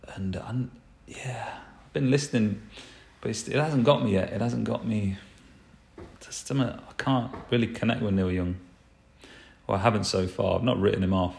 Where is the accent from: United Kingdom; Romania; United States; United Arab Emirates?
United Kingdom; England; I'm English, uh, we don't really pronounce T's.